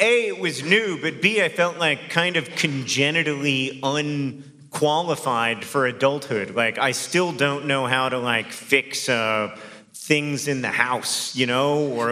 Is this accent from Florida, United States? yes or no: yes; Orlando, Florida, United States; moved away; I grew up here